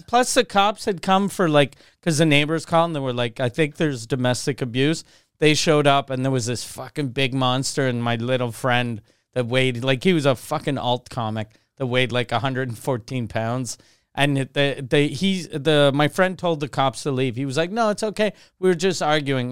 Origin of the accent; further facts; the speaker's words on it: Quebec City, Quebec, Canada; also born or lived in Montreal; since I grew up in Quebec City